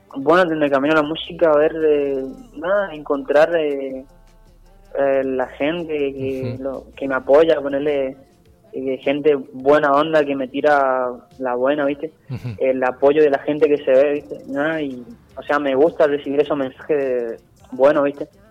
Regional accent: Itatí, Corrientes, Argentina; mi pueblo

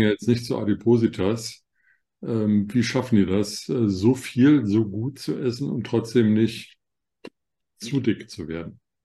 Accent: Germany; ich als Deutscher

